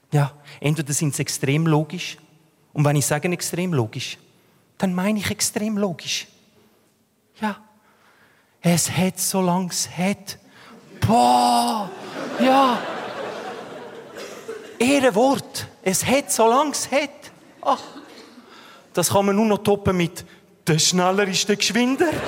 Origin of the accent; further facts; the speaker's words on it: Switzerland; Ich bin Schweizer.